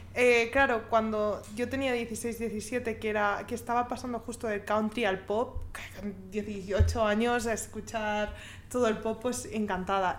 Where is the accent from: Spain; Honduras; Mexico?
Spain; Yo española